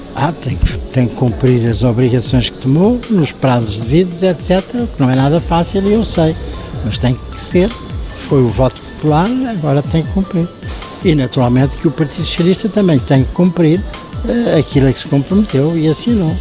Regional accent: Portugal; sou português

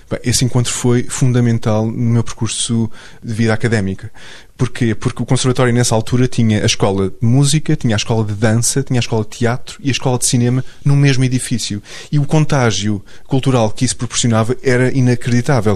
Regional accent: Portugal; o meu A D N enquanto português

